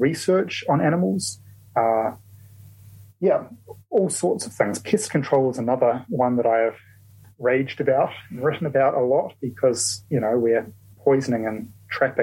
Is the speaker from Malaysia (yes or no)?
no; New Zealand; I'm a Kiwi